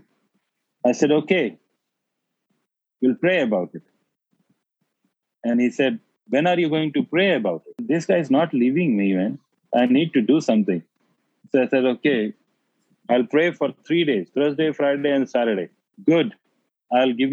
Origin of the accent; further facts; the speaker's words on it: India; my hometown village